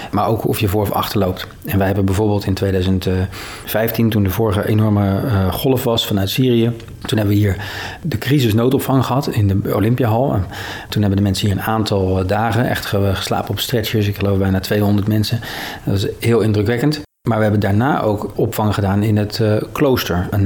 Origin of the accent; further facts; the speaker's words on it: Maassluis, South Holland, Netherlands; Zelf ben ik 43 jaar geleden hier geboren en getogen aan de Merellaan in mijn sluis.